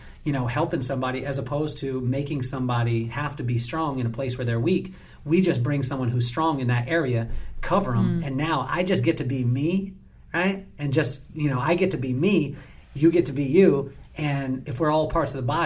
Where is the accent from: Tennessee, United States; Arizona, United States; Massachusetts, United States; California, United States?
California, United States; Lompoc; I grew up in Lompoc, California